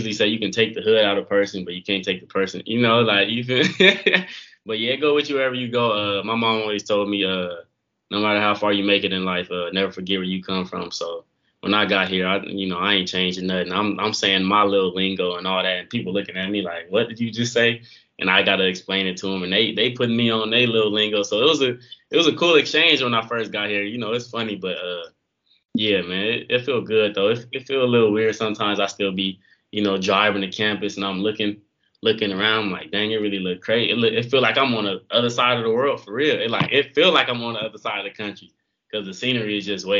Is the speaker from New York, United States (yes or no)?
no; Los Angeles, California, United States; moved away as an adult; now in Gainesville, United States; I'll be like, LA.